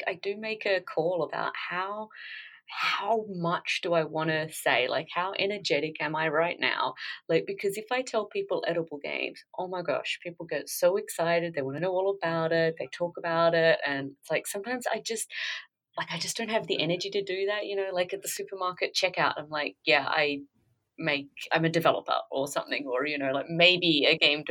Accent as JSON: {"language": "English", "country": "Australia", "tie": "born or raised there", "said": "I came from, I grew up in Australia"}